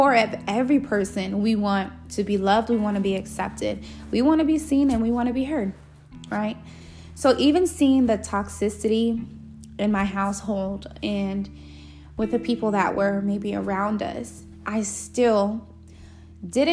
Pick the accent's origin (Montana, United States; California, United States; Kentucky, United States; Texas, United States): California, United States; Los Angeles; when I was a young girl, I grew up in Los Angeles, California.